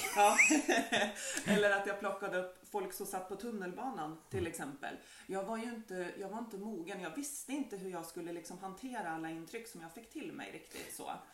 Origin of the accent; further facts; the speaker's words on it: Bohus, Västra Götaland, Sweden; moved away as an adult; now in Bergby, Sweden; ursprungligen så kan man väl säga att jag är från Bohus